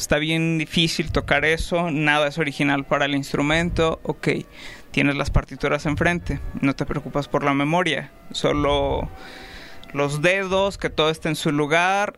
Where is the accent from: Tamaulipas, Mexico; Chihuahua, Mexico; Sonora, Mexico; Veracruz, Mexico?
Chihuahua, Mexico; Ciudad Juárez; nací en México, en Ciudad Juárez, Chihuahua.